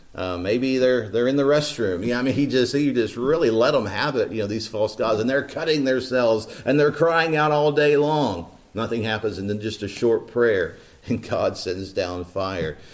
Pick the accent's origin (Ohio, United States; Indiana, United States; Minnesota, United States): Indiana, United States; East Central; Growing up in East Central Indiana